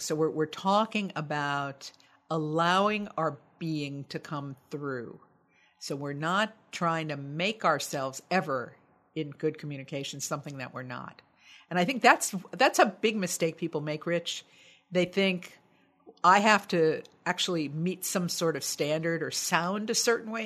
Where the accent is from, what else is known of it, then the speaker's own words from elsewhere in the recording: United States; I'm American, U S A American